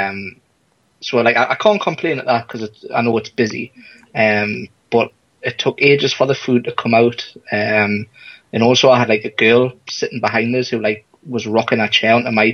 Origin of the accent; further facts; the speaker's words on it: United Kingdom; being British